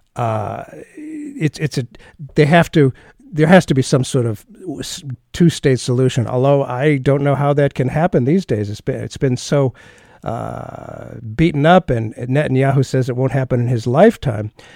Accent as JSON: {"language": "English", "country": "United States", "said": "I'm an American, we're both Jewish"}